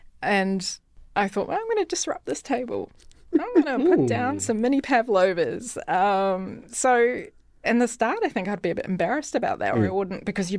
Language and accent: English; New Zealand; accent: New Zealand; also born or lived in London; But I would say also my New Zealand accent is toned down also, because I think what you realize, and I lived in London for a few years too, and what you quickly work out is that if you speak like a Kiwi, then no one's going to understand.